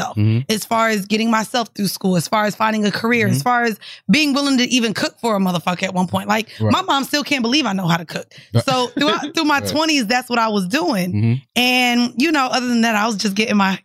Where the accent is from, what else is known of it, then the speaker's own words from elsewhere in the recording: Orlando, Florida, United States; moved away as an adult; also born or lived in Bronx, New York; I'm from Orlando and was up in the Bronx in my 20s